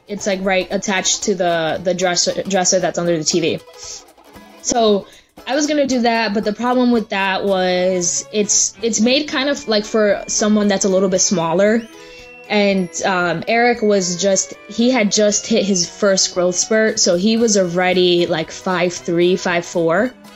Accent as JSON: {"language": "English", "region": "New Jersey", "country": "United States", "said": "we're from New Jersey, me and my sister"}